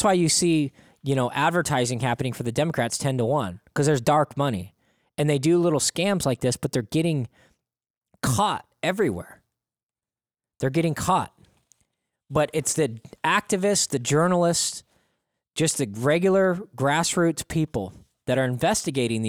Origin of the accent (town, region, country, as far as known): Oregon, United States